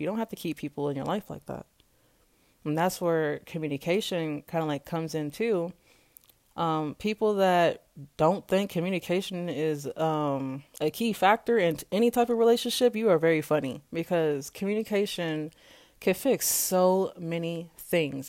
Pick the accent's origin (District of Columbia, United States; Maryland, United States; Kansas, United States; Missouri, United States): Kansas, United States; I am from Kansas and I am twenty-four years old